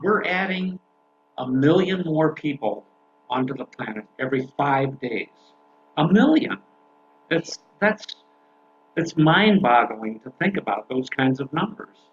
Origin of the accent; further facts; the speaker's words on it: Canada; now in United States; as a Canadian citizen, I, I've been here in the United States